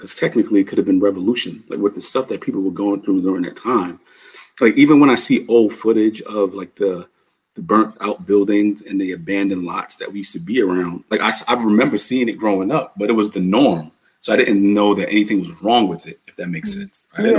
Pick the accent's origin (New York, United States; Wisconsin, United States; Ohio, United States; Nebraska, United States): New York, United States; New York City; also born or lived in Bronx; growing up in New York City, in Harlem, I lived in Harlem.